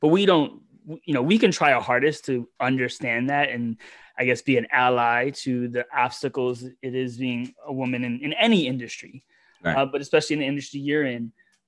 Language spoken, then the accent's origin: English; Manhattan, New York, United States; especially growing up in Manhattan or New York, where it's you have all these this different demographics